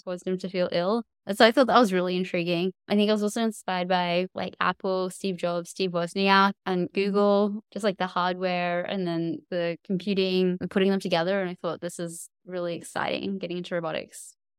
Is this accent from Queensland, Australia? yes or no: yes; Cairns, Queensland, Australia; I grew up in Cairns in far north Queensland